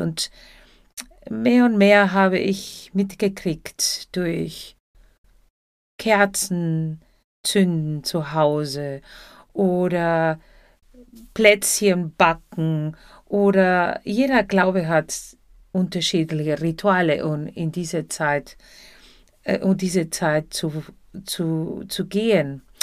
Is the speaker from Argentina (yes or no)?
yes; Buenos Aires, Argentina; German is a second language; now in Germany; zuerst in Buenos Aires, Argentinien, da wo ich herkomme